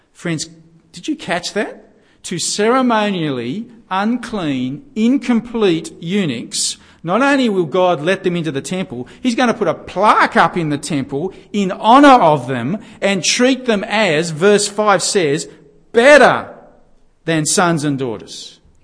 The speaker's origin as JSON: {"language": "English", "country": "Australia", "said": "we're Aussie Gentiles"}